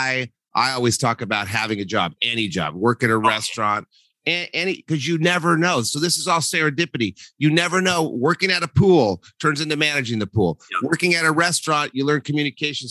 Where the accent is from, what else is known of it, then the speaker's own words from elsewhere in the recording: New Mexico, United States; I'm from New Mexico